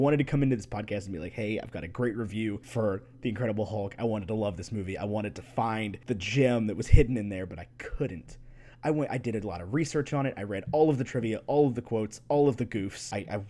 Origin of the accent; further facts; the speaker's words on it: the South, United States; It is, I grew up in the South. I grew up in a place where there's grits all over the place.